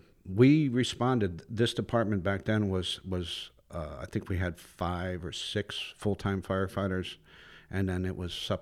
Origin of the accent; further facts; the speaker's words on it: Ohio, United States; moved away as an adult; now in Florida, United States; I'm actually from Northeast Ohio, but I moved down here when I was 18 years old